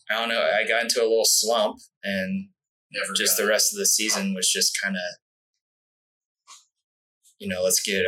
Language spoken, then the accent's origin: English; Alpine, California, United States; also born or lived in El Cajon, California / New Mexico / La Mesa, California; I grew up in Alpine